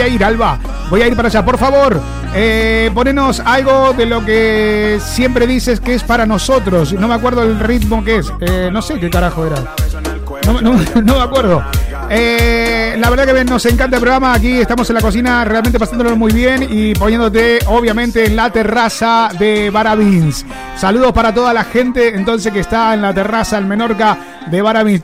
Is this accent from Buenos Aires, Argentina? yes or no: no; Rosario, Santa Fe, Argentina; now in Valencia, Spain; somos todos de Rosario y loco acá nos conocemos, que somos del mismo Rioba, ¿eh? Somos el mismo barrio